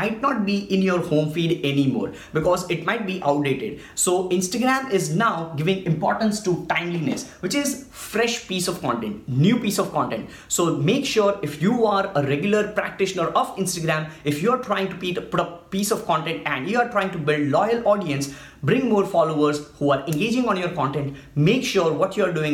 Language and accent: English; India; I'm from India